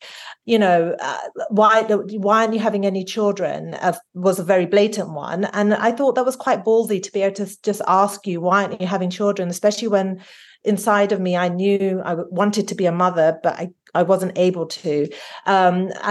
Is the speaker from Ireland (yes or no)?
no; London, United Kingdom; moved away as an adult; now in United States; I was like that first generation of children growing up in this, brought up in London, but with Indian parents